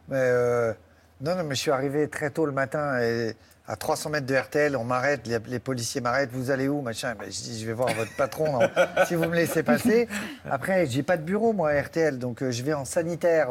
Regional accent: Saint-Raphaël, Provence-Alpes-Côte d'Azur, France; moved away; Moi, j'étais de Saint-Raphaël

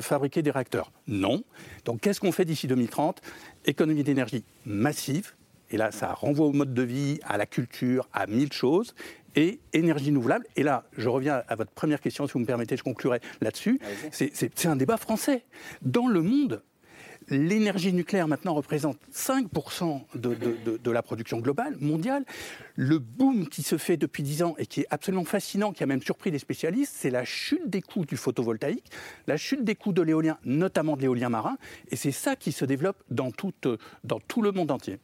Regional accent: France; nous nous sommes engagés en tant que Français

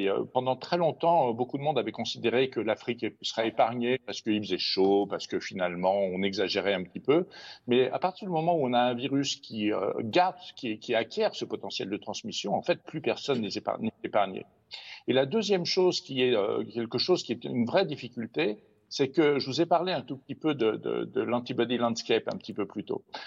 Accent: France; chez nous en France

